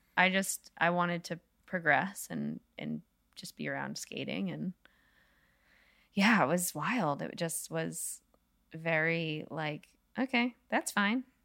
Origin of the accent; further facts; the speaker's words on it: New England, United States; I grew up in New England